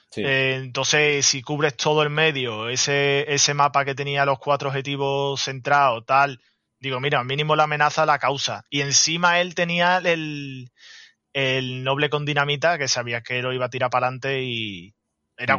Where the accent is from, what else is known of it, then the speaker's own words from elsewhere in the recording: Andalusia, Spain; como buen andaluz, el tema de la siesta es duro